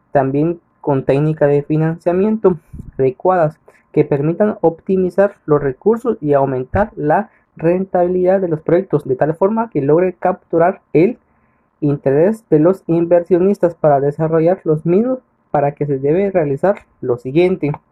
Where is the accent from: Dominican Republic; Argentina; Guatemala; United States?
Guatemala; Catalina, San Marcos; Soy originario de Catalina San Marcos.